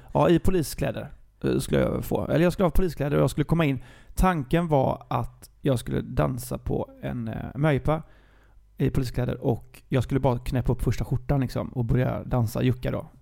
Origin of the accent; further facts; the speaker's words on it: Gothenburg, Västra Götaland, Sweden; jag är från Gbg